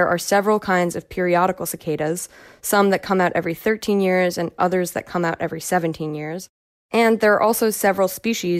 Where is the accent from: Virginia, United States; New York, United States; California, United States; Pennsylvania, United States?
New York, United States; Nyack; I was in high school in my hometown of Nyack, New York, about 20 miles north of New York City